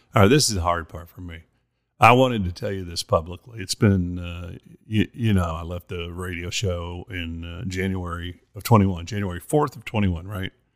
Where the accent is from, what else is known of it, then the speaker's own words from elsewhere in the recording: Monahans, Texas, United States; moved away; my hometown, Monahans, Texas